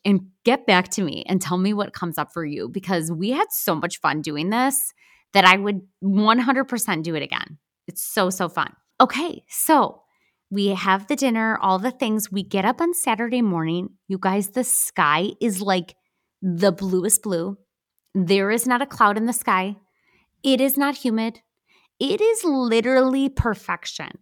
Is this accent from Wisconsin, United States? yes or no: yes; Wisconsin, United States; We're from Wisconsin